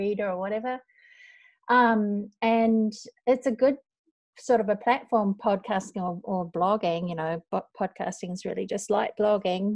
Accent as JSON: {"language": "English", "region": "North Island", "country": "New Zealand", "moved": "as an adult", "lives_now": "Osaka, Japan", "said": "we are both from New Zealand, although I'm from the North Island. I live in Japan, in Osaka, or just out of Osaka, and I've lived here for, it's embarrassing to say, but I've lived here for over 20 years."}